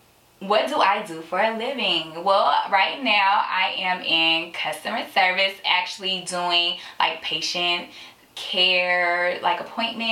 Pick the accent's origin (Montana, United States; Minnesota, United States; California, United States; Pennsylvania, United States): California, United States; San Francisco; now in Sacramento, United States; I am from San Francisco, born and raised